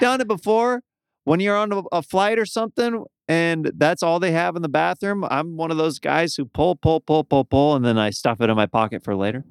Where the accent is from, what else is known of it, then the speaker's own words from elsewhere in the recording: Midwest, United States; moved away; we're both from the Midwest